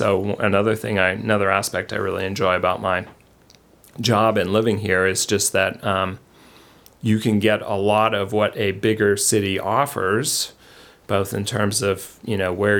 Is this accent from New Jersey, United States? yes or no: no; Denver, Colorado, United States; moved away as an adult; also born or lived in Pocatello, Idaho / Los Angeles, California; now in Lewiston, United States; I grew up in Denver